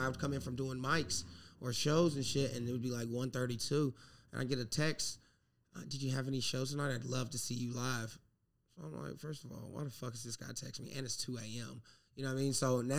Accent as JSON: {"language": "English", "region": "South Carolina", "country": "United States", "moved": "yes", "lives_now": "New York, United States", "said": "I'm from the South, I'm from South Carolina."}